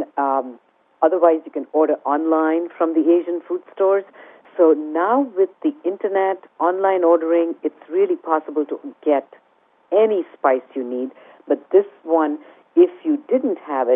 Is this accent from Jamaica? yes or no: no; India; English is a second language; moved away; I grew up in India in a very traditional home environment